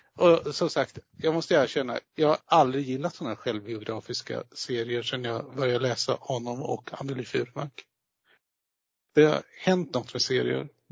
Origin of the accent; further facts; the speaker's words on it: southern Sweden, Sweden; mig som är uppväxt söderut